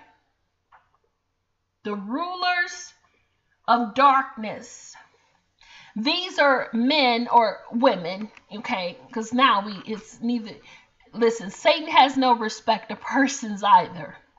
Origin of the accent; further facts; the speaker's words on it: Chicago, Illinois, United States; I'm from Chicago